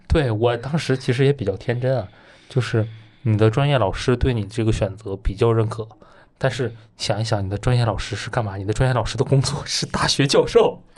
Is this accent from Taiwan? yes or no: no; Northeast China, China; moved away as an adult; now in Beijing, China; 我从东北走出来的